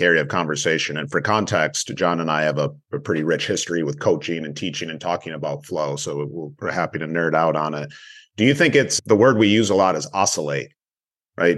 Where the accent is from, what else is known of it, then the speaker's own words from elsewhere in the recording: Michigan, United States; moved away as an adult; also born or lived in Los Angeles; born and raised Michigander